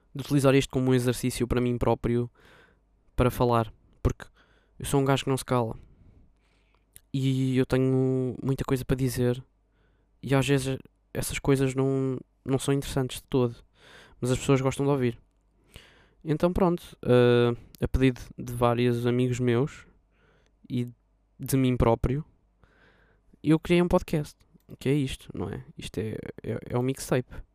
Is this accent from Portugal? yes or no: yes; Lisbon, Portugal; eu sou de Lisboa